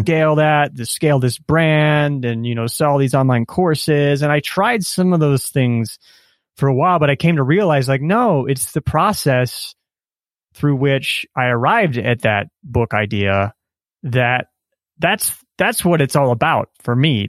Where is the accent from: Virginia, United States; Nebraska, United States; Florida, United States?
Nebraska, United States; moved away as an adult; also born or lived in Silicon Valley; now in Colombia; growing up in Nebraska, pre-internet